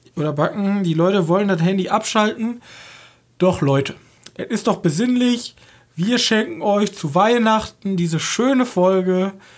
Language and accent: German; Germany; Als Deutsche